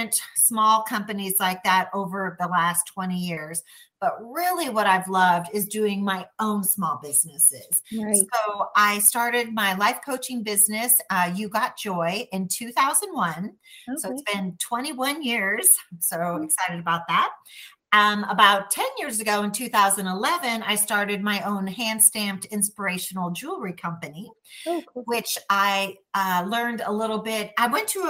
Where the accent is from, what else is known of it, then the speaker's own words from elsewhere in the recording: Chicago, Illinois, United States; accent: Chicago; moved away as an adult; also born or lived in Milwaukee, Wisconsin; now in Texas, United States; I am originally from Chicago